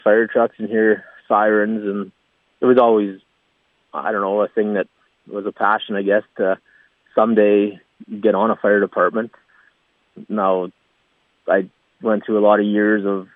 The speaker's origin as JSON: {"language": "English", "town": "Redvers", "region": "Saskatchewan", "country": "Canada", "tie": "born or raised there", "said": "I've always been Redvers. Grew up on a family farm north of Redvers, about 10 miles."}